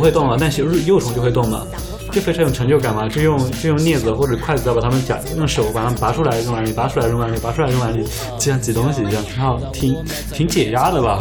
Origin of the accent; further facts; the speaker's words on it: Yunnan, China; 我们云南人